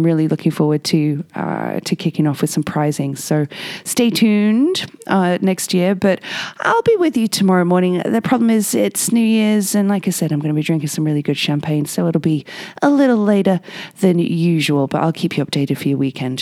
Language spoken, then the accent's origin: English; England, United Kingdom; now in Whistler, Canada; me being English